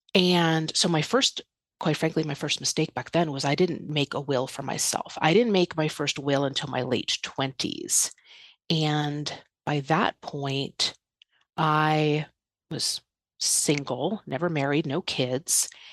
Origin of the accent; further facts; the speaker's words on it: outside New York City, United States; moved away as an adult; also born or lived in Los Angeles; I was born and raised outside New York City